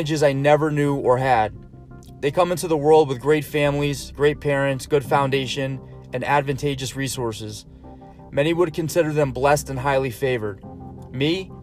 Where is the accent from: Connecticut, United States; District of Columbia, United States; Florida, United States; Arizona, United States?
Connecticut, United States; Stratford; grew up in Stratford, Connecticut